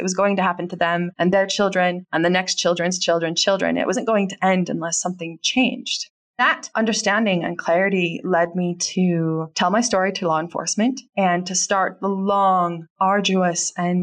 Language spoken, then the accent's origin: English; United States; I'm from America and I was born and raised here